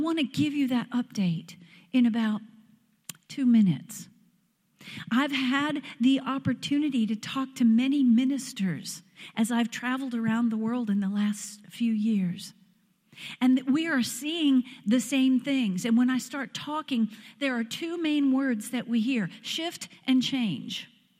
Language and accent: English; Pennsylvania, United States; moved away as an adult; now in Tennessee, United States; It is so good to be home where the accent is one that I understand